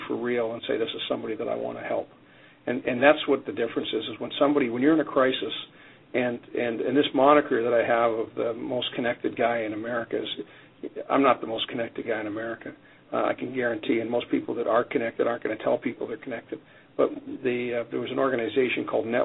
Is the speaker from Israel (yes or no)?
no; Canada; now in United States; I'm Canadian, and growing up in Canada, we have a lot less people in the country